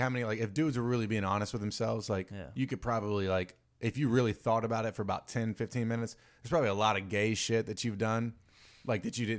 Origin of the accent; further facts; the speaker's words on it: the South, United States; and I'm from the South, so like I see this even harder, right?